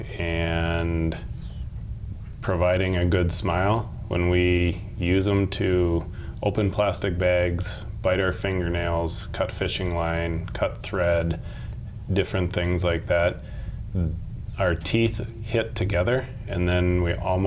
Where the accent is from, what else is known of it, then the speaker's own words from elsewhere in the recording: Chanhassen, Minnesota, United States; now in Brookings, United States; I am originally from Chanhassen, Minnesota